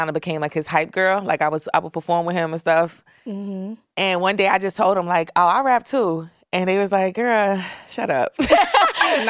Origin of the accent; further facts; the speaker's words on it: New York City, New York, United States; I'm from East New York. Cypress Hills Projects